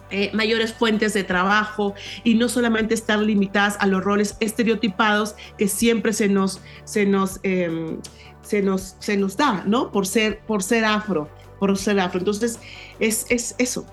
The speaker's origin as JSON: {"language": "Spanish", "town": "San José", "region": "Lambayeque", "country": "Peru", "tie": "born or raised there", "moved": "yes", "lives_now": "Lima, Peru", "said": "yo soy de, un pueblo, de un pueblo llamado San José, que está en, en, el departamento de Lambayeque, en la ciudad de Chiclayo"}